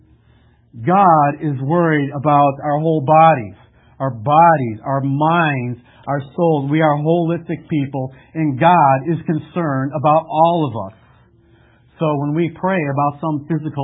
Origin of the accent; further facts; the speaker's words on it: Lake in the Hills, Illinois, United States; also born or lived in Chicago; I grew up in Lake in the Hills